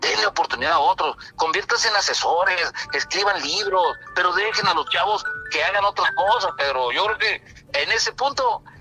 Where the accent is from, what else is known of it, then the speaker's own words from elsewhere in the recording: Cabo San Lucas, Baja California Sur, Mexico; conozco cada rincón de mi tierra. Es más, estoy conociendo ahorita una colonia que en este momento se está formando aquí en Cabo San Lucas.